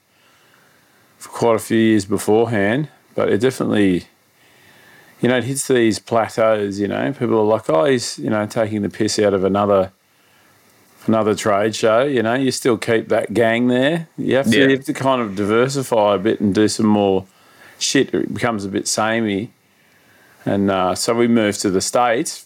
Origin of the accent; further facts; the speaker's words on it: Sydney, New South Wales, Australia; I grew up out in northwestern Sydney.